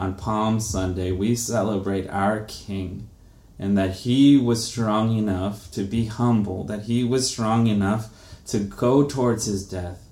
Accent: Brazil; moved away; I'm from Brazil

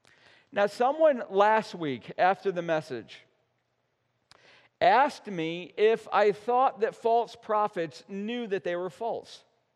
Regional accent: central New York, United States; growing up in Little Deer Rider, New York, in central New York

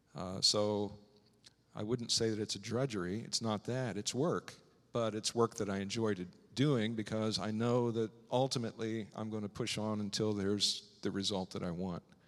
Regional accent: Strasburg, Illinois, United States; moved away; growing up in Strasbourg, Illinois, a small town in the middle of Illinois

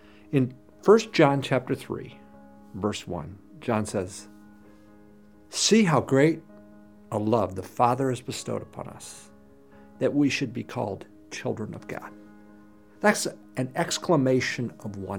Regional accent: United States; also born or lived in Chile; I'm an American

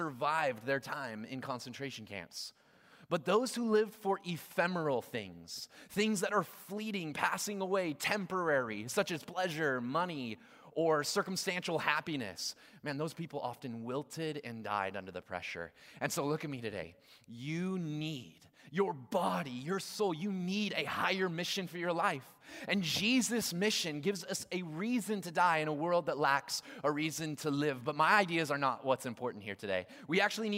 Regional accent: Gresham, Oregon, United States; I grew up here in Gresham

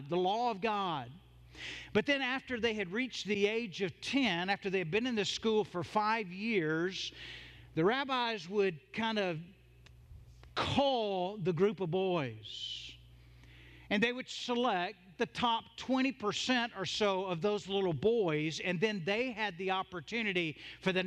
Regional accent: the South, United States; I'm from the South. I grew up in a Southern Baptist church

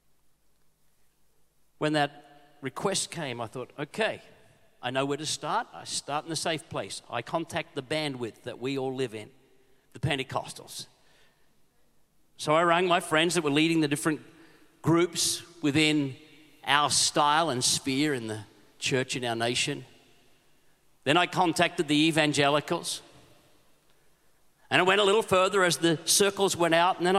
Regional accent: Queensland, Australia; I'm a Queenslander

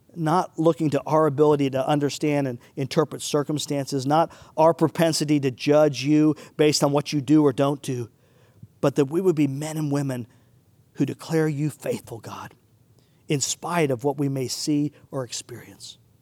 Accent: United States; us as American Christians

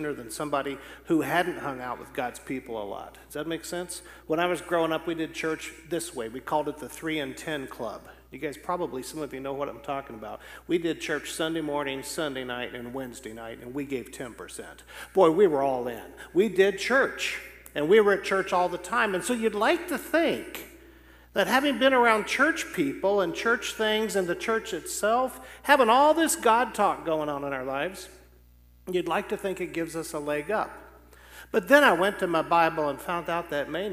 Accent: outside of Topeka, Kansas, United States; moved away; also born or lived in Joplin, Missouri; I grew up outside of Topeka, Kansas, in a church planter's family.

